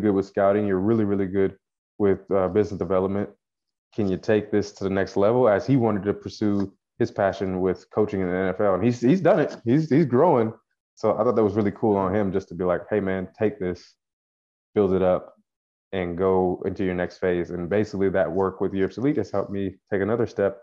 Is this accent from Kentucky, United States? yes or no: yes; Frankfort, Kentucky, United States; accent: country; moved away as an adult; also born or lived in Toronto, Canada / Florida; I'm originally from Frankfort, Kentucky